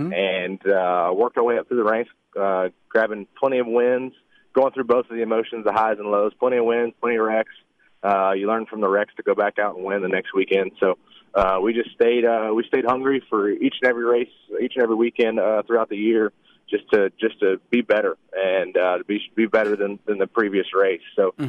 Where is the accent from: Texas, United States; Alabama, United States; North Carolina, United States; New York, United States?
Alabama, United States; now in Charlotte, United States; Hey, I'm from Alabama, so it's all going to slip out today.